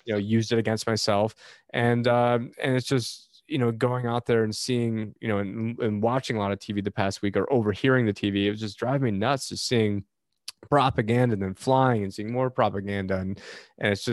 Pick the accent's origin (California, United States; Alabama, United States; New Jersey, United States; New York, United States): New York, United States; Syracuse; moved away; my hometown Syracuse